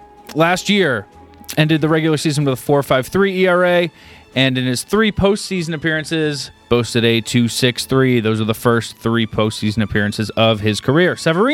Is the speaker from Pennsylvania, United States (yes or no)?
no; New Hampshire, United States; And as you might know, I'm from New Hampshire.